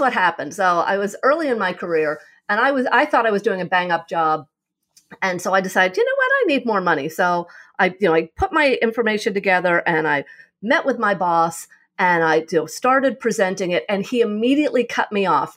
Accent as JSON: {"language": "English", "region": "New York", "country": "United States", "tie": "born or raised there", "also_born_or_lived": "California", "moved": "yes", "lives_now": "Arizona, United States", "said": "I'm originally from New York. I loved living in New York, grew up there, moved to California for a couple of years"}